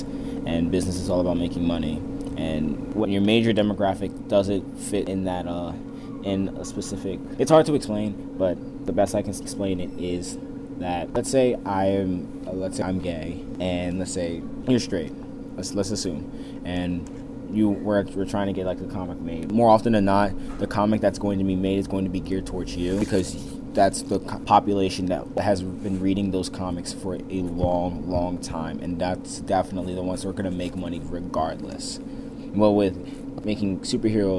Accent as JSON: {"language": "English", "town": "Baltimore", "region": "Maryland", "country": "United States", "said": "I'm from Baltimore, Maryland"}